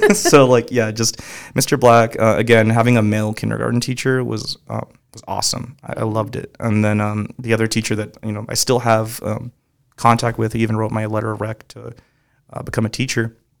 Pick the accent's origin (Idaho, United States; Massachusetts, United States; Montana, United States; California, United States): California, United States; Moreno Valley; also born or lived in Compton, California; just raised in Moreno Valley. I was born in Compton, California